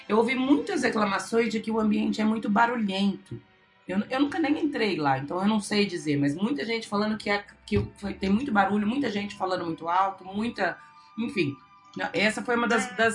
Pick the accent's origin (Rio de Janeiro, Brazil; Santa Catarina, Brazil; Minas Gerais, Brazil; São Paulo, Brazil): São Paulo, Brazil; Marília; Mas eu sou de Marília.